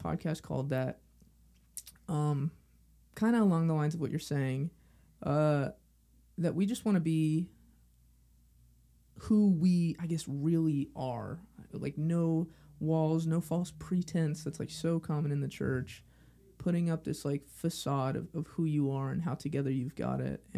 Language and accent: English; Los Angeles, California, United States; I'm from Los Angeles